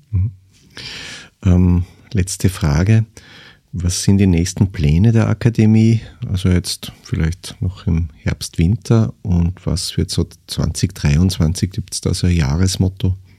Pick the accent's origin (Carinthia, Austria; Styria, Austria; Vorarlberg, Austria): Styria, Austria; Eastern; ich komme ja auch aus der Provinz, aus der Oststeiermark.